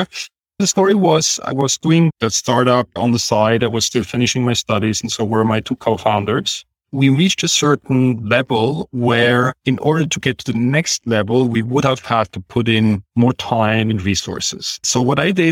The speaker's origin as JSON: {"language": "English", "country": "Switzerland", "tie": "born or raised there", "said": "I grew up in Switzerland, actually in a rather small village with more cows than people."}